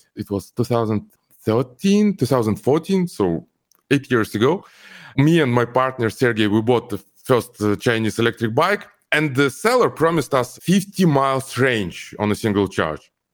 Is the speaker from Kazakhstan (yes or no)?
yes; Almaty, Kazakhstan; English is a second language; moved away as an adult; also born or lived in Ukraine; now in Los Angeles, United States; my home country is Kazakhstan, and home city Al-, is Almaty. Uh, I grew up there.